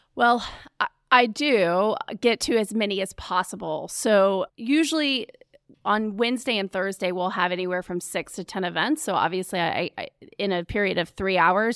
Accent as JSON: {"language": "English", "town": "Charlotte", "region": "North Carolina", "country": "United States", "tie": "born or raised there", "also_born_or_lived": "New York City", "said": "I was born in Charlotte."}